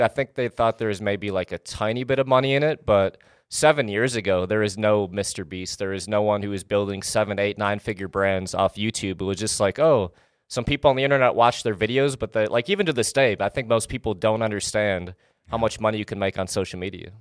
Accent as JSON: {"language": "English", "region": "Wisconsin", "country": "United States", "tie": "born or raised there", "moved": "yes", "lives_now": "Los Angeles, United States", "said": "I basically grew up in Wisconsin"}